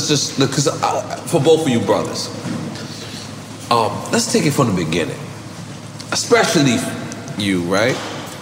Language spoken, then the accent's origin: English; New York City, New York, United States; we're both from New York City.